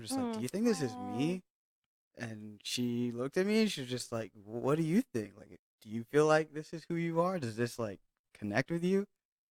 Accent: Hawaii, United States; I grew up in Hawaii.

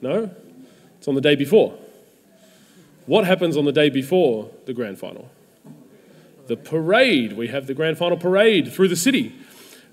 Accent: Melbourne, Victoria, Australia; I grew up in Melbourne as a footy fan

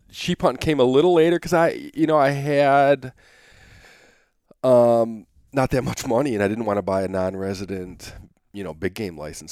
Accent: Michigan, United States; moved away as an adult; now in Anchorage, United States; I grew up in Michigan

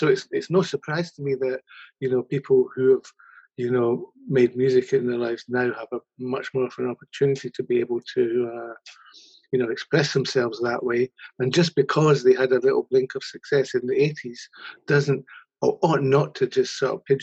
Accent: Scotland, United Kingdom; I grew up in Scotland.

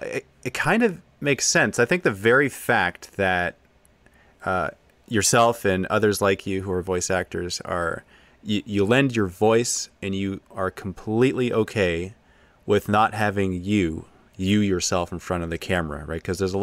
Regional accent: East of England, United Kingdom; I commonly hear English coming across in movies and audiobooks as always posh, but I'm from Essex, definitely not posh.

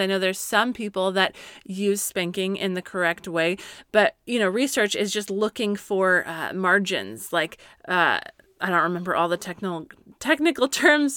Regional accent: Colorado, United States; now in California, United States; Growing up in Colorado, we would always get afternoon thunderstorms, and I miss

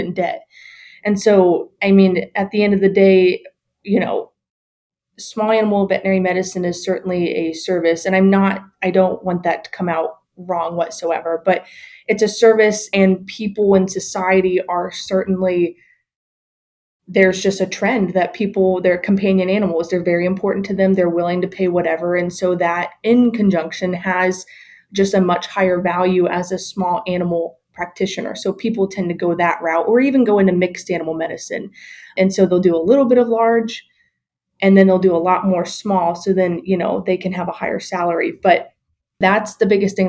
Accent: Ohio, United States; moved away as an adult; also born or lived in Illinois / Iowa; now I'm here back in Columbus at my home state at Ohio State University

